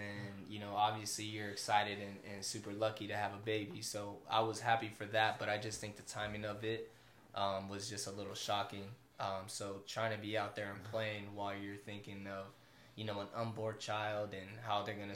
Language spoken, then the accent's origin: English; California, United States; I'm from California